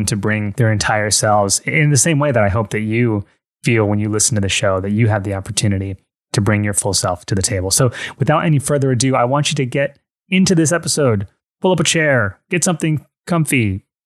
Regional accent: United States; moved away as an adult; also born or lived in Miami, Fort Lauderdale area; now in Fort Lauderdale, United States; I'm like from New York, I'm from New Jersey

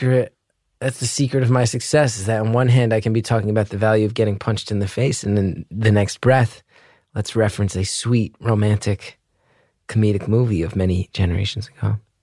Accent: New Jersey, United States; I'm from New Jersey.

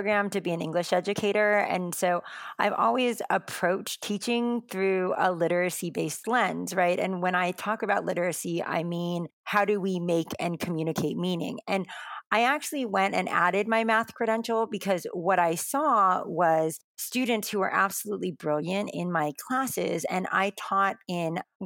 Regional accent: United States; I'm Asian American, specifically I'm Taiwanese American, second generation, I'm not a heritage language speaker

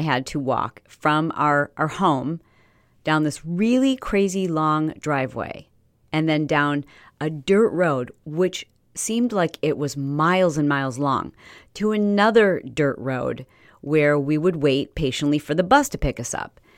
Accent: Fowlerville, Michigan, United States; also born or lived in Detroit, Michigan; we moved to this little teeny tiny town town, yeah, town, called Fowlerville, Fowlerville, Michigan

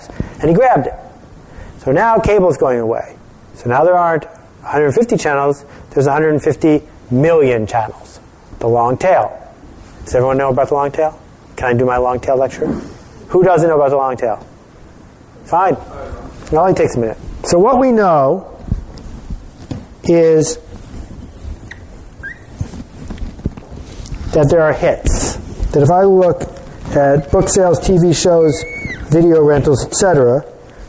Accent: Buffalo, New York, United States; when I was growing up in Buffalo

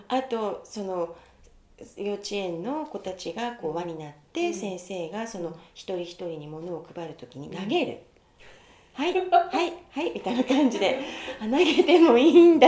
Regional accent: Japan; moved away as an adult; now in New York, United States; それまでずっと日本で暮らしていた

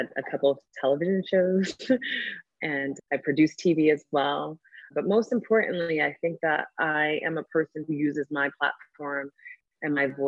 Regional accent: the Oranges, New Jersey, United States; also born or lived in Newark, New Jersey; I was born in Newark, New Jersey, raised in the Oranges

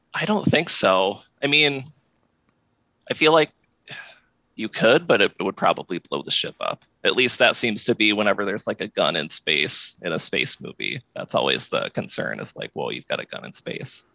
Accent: Iowa, United States; now in Alexandria, Virginia, United States; I grew up in Iowa

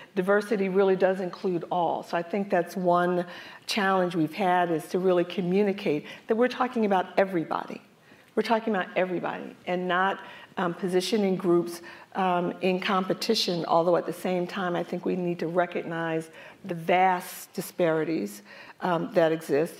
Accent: Philadelphia, Pennsylvania, United States; I'm from North Philadelphia

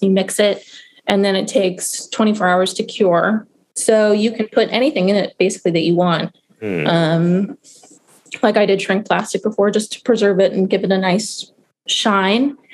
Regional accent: Madison, Wisconsin, United States; moved away as an adult; also born or lived in California / Baltimore, Maryland; now in Baltimore County, United States; I was born in California, but I say I'm from Madison, Wisconsin. That's where I spent most of my youth

